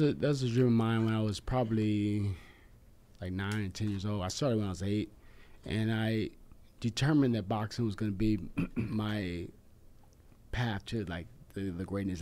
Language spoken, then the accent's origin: English; West Coast, United States; I grew up here in the West Coast